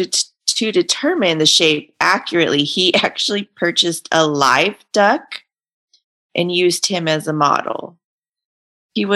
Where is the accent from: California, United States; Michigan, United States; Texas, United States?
California, United States; growing up in California